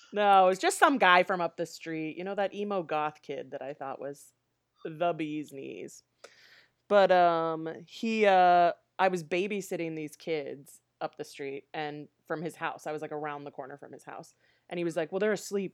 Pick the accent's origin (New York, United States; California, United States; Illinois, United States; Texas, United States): Illinois, United States; Aurora; also born or lived in Nebraska; we moved to the Chicago suburbs before I started kindergarten